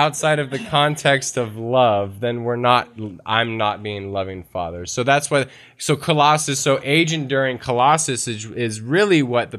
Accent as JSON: {"language": "English", "region": "the South", "country": "United States", "said": "I'm from the South"}